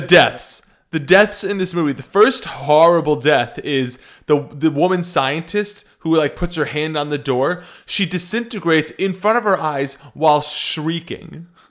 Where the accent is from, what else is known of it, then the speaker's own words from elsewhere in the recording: United States; I'm American